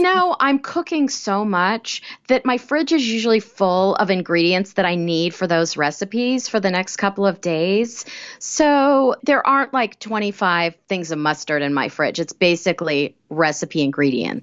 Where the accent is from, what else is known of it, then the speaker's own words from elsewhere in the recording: Kansas, United States; I grew up in Kansas.